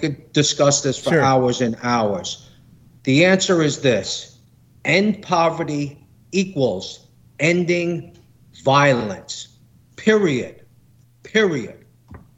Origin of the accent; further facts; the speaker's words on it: New York City, New York, United States; I grew up in Brooklyn